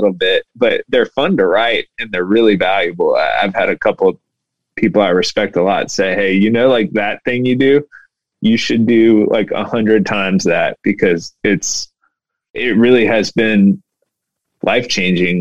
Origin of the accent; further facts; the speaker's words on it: Houston, Texas, United States; I grew up in Houston. I've lived in Houston my whole life